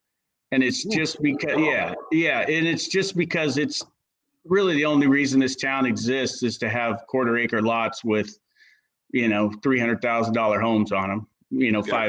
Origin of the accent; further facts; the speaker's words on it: Belfair, Washington, United States; I'm able to give my kids opportunities that, you know, that we didn't have growing up in Belfair.